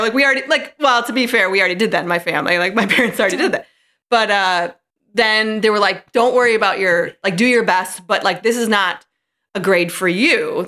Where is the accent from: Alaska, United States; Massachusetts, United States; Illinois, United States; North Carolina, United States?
Illinois, United States; St. Charles; also born or lived in Chicago; my Chicago stint for ten years, but now, um, I'm back in Saint Charles